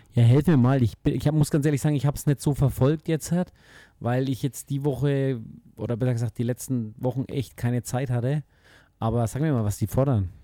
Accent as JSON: {"language": "German", "country": "Germany", "said": "bei uns in Deutschland"}